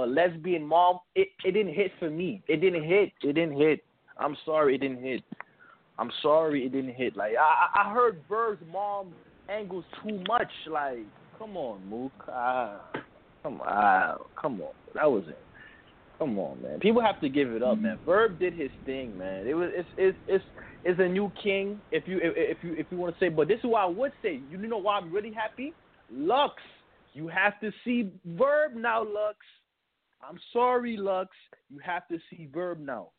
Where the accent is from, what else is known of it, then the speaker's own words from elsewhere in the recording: New York, United States; I'm from New York